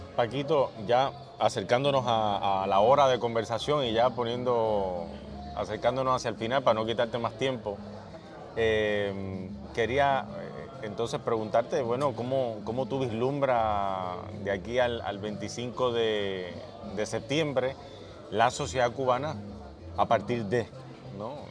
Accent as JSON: {"language": "Spanish", "country": "Puerto Rico", "said": "vivimos nosotros los puertorriqueños"}